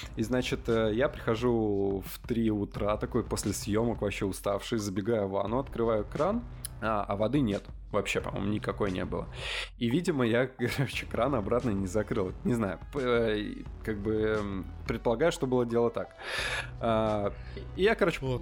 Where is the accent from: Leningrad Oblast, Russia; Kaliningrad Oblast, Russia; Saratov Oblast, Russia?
Leningrad Oblast, Russia; moved away as an adult; also born or lived in Saint Petersburg; я из, из Ленобласти